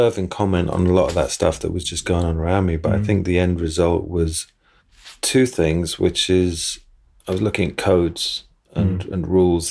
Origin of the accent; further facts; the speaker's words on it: England, United Kingdom; And because we're English